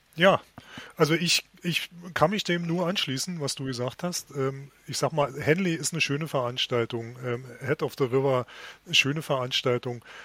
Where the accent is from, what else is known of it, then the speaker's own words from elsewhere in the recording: Berlin, Germany; sind wir Berliner